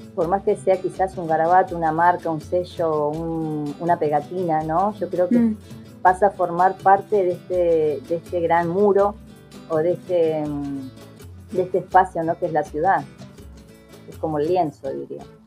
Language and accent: Spanish; Viedma, Río Negro, Argentina; moved away as an adult; also born or lived in Fiske Menuco (General Roca), Río Negro; now in General Roca, Argentina; soy allá de Vierma, de la comarca Vierma Patagones